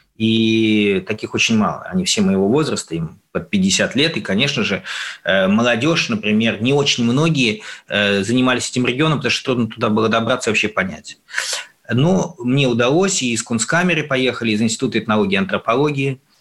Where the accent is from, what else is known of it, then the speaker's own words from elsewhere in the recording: Russia; я из России